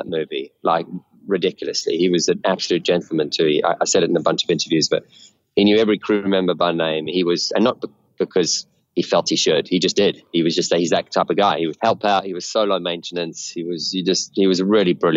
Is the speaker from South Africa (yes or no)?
yes; South Africa; born or raised there